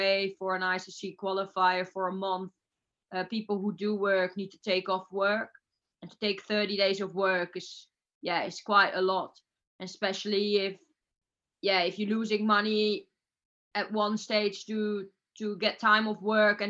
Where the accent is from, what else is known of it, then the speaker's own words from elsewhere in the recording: Netherlands; I'm from Holland.